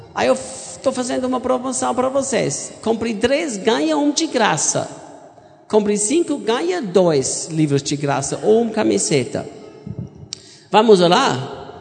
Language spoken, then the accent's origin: Portuguese; Austria; Portuguese is a second language; moved away as an adult; also born or lived in United States; now in Goiânia, Brazil; eu sou austríaco. Eu nasci em cresci na Áustria